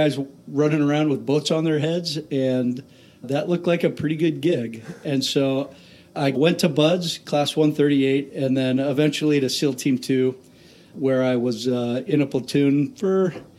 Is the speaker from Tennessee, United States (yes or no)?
no; Tacoma, Washington, United States; the Pac Northwest is my home. I grew up in Tacoma, specifically Lakewood, went to high school here, and went to University of Washington